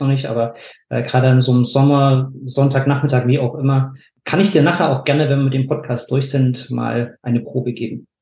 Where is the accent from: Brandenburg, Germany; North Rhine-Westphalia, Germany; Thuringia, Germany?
Thuringia, Germany; Bad Lobenstein; moved away as an adult; also born or lived in Nuremberg; now in Weinheim, Germany; Da komme ich auch nicht ursprünglich her. Ich komme aus Thüringen, habe dann 15 Jahre äh, bei Nürnberg gelebt